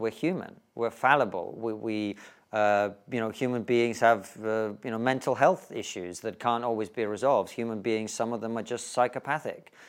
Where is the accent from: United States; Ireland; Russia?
Russia; now in United Kingdom; if you grew up in the Soviet Union, uh, towards the end of it, as I did